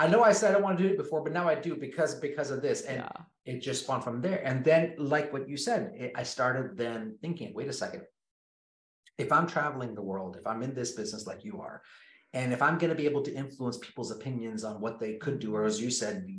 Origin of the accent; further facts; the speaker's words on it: Kenya; Born and raised in Kenya, so which means I grew up in the jungle.